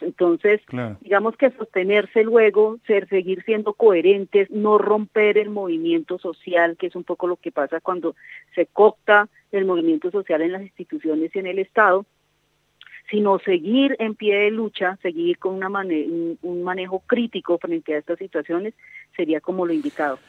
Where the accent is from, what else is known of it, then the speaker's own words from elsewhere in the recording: Colombia; nosotros como colombianos